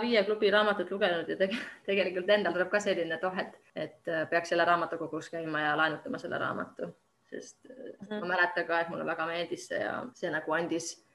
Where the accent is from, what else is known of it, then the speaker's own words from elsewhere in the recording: Estonia; now in Finland; mina olen eestlane